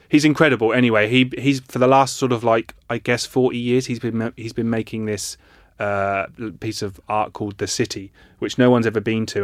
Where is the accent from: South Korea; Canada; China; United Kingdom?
United Kingdom; Ipswich, East of England